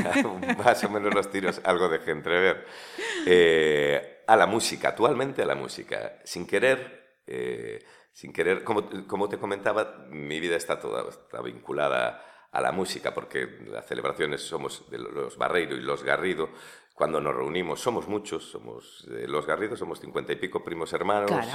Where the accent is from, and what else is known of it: Vilagarcía de Arousa, Galicia, Spain; born or raised there; also born or lived in Santiago de Compostela / Bamio / Sigüeiro